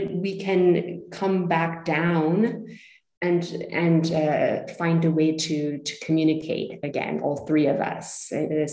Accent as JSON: {"language": "English", "country": "United States", "also_born_or_lived": "Zurich, Switzerland", "moved": "as an adult", "lives_now": "Switzerland", "said": "I'm originally American, currently living near Zurich, Switzerland. I've been living here for nearly 20 years"}